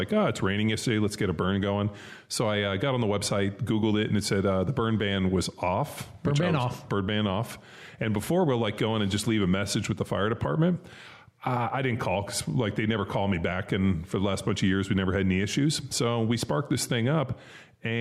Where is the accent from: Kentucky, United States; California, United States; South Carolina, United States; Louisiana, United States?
California, United States; when we were kids and growing up in California